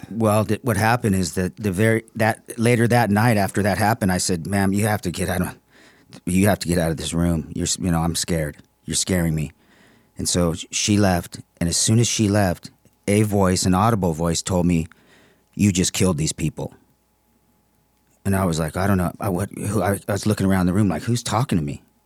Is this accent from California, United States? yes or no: yes; San Marino, California, United States; now in Palm Desert, United States; From, uh, San Marino